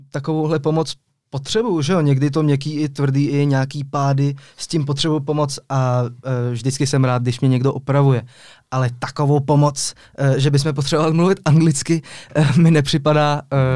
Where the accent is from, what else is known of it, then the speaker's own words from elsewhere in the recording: Geneva, Switzerland; also born or lived in Czech Republic; Přesně tak, ale byl jsem v takové mezinárodní komunitě, ta Ženeva to skoro není Švýcarsko.